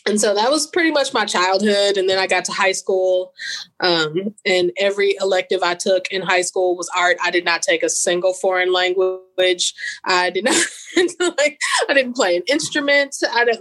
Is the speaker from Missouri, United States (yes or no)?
yes; St. Louis, Missouri, United States; now in Mississippi, United States; So I'm originally from St. Louis, Missouri, actually. And so I was born there.